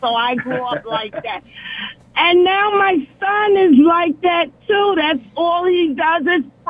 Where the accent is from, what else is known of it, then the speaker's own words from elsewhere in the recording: South Carolina, United States; now in Woodbridge, Virginia, United States; I was raised in the South Carolina.